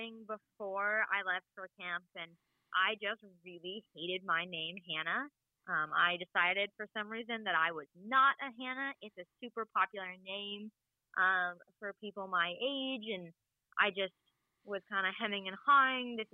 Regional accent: Vermont, United States; I grew up here in Vermont

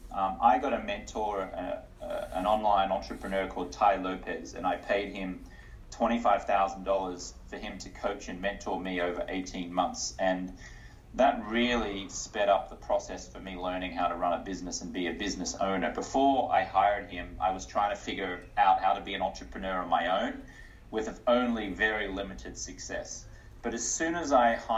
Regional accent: Australia; also born or lived in United States; now in New York City, United States; I'm an Australian-American investor and health expert

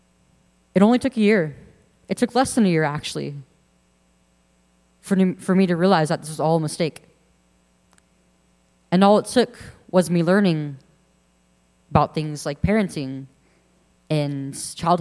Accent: Central Valley of California, United States; I'm 19 years old now, and I'm from the Central Valley of California

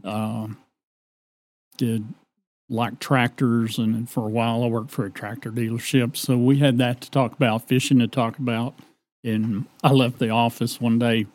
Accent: Decatur, Texas, United States; I was born in the Decatur Community Hospital

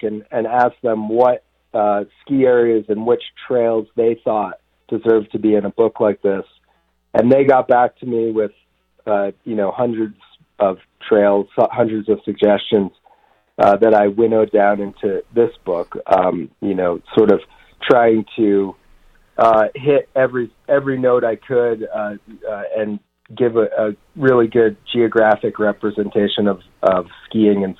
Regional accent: Vermont, United States; also born or lived in New Mexico / Jackson Hole, Wyoming / East Coast; now in Colorado, United States; I grew up in Vermont and live in Colorado now

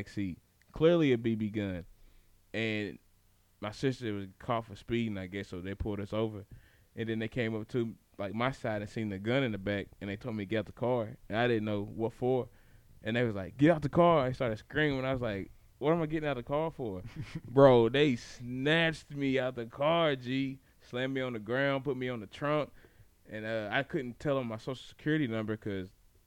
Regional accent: Franklin, United States; Growing up in Franklin was weird

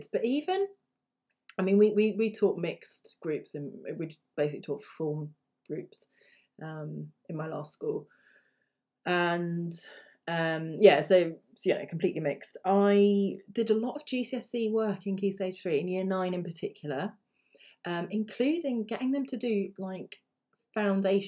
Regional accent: United Kingdom; first language English; as a British person

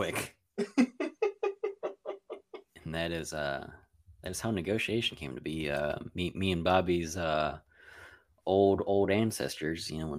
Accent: Ireland; I'm obviously Irish.

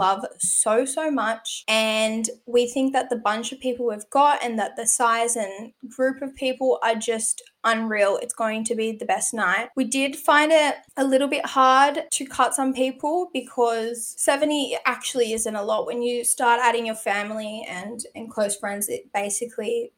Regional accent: New South Wales, Australia; I'm from New South Wales

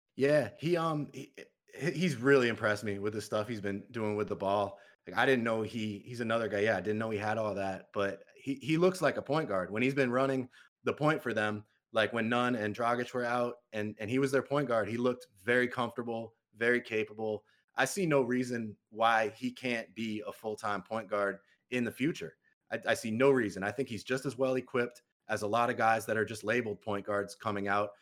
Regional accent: Massachusetts, United States; I'm from Massachusetts

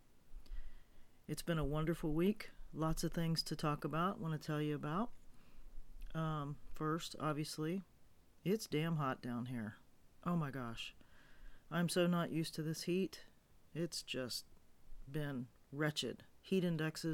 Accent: Florida, United States; moved away as an adult; now in Montana, United States; I grew up in Florida, and I've been gone for almost 2 years, living in Montana

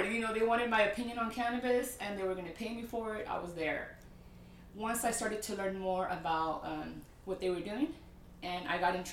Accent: San Francisco, California, United States; now in Las Vegas, United States; San Francisco, California.

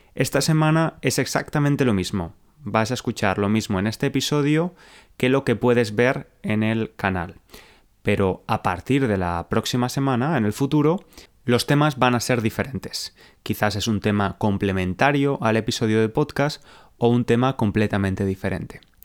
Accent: Valencia, Valencian Community, Spain; una gran ciudad como era Valencia, que es la ciudad donde yo nací

